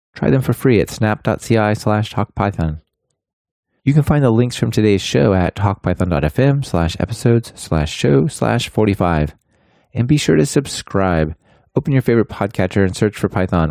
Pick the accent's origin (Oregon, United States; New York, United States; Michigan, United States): Oregon, United States; Portland; moved away as an adult; now in Germany; we are both from Portland